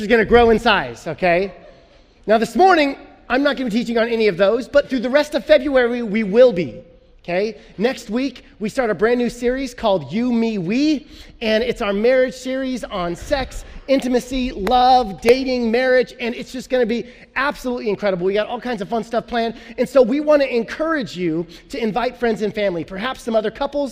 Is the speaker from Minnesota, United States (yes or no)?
no; Illinois, United States; I'm from Illinois. All my family's Bears fans. But when I was a kid, growing up in Illinois